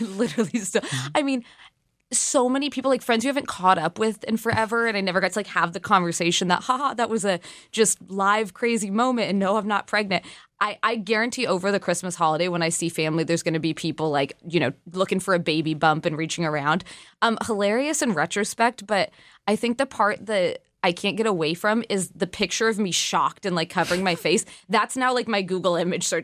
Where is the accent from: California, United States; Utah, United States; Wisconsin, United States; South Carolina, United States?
California, United States; now in Washington, D.C., United States; as a Californian.